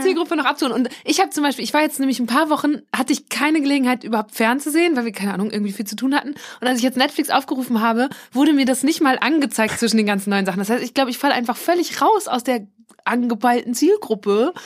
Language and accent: German; Borken, North Rhine-Westphalia, Germany; moved away; in meiner Heimat Borken, Münsterland